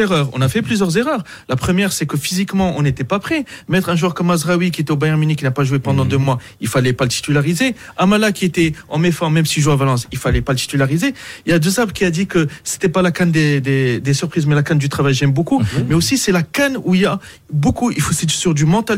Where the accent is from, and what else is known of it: Morocco